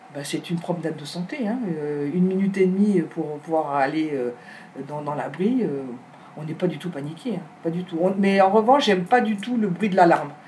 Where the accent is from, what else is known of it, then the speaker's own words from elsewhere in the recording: Paris, Île-de-France, France; moved away as an adult; also born or lived in Ashdod, Israel; now in Yesha, Israel; je viens de Paris, une vraie Parisienne